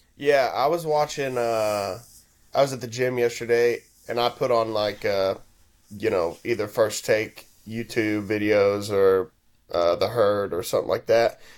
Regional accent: Houston, Texas, United States; I'm from Houston

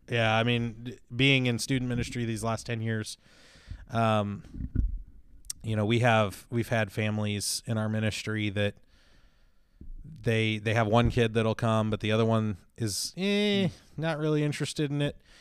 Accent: Chicago, Illinois, United States; I grew up in Chicago, uh, the suburbs of Chicago

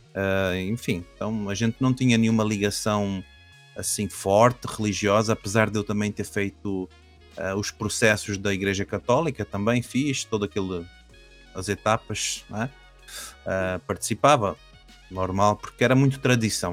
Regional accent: Caldas da Rainha, Centro, Portugal; also born or lived in Brazil; eu nasci no Brasil, mas quando era muito pequenino, eu vim para Portugal. E eu não era aqui do norte, eu fui lá para as Caldas da Rainha

